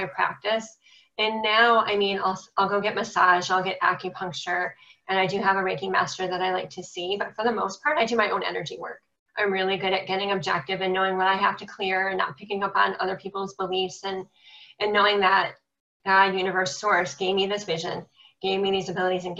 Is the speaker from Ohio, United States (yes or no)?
yes; Cleveland, Ohio, United States; I'm from Cleveland, Ohio.